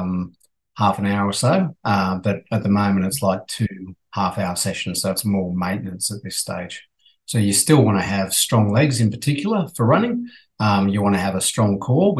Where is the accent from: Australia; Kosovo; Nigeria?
Australia; accent: Aussie; also born or lived in Dublin, Ireland; my Aussie accent actually got worse while I was over there